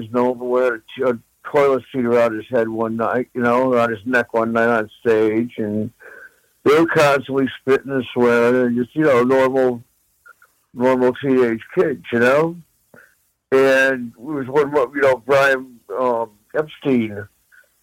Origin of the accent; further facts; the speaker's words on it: Midwest, United States; growing up in the Midwest